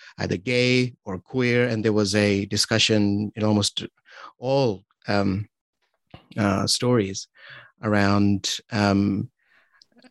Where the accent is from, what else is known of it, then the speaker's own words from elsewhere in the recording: Pakistan; moved away as an adult; now in New Zealand; growing up in Pakistan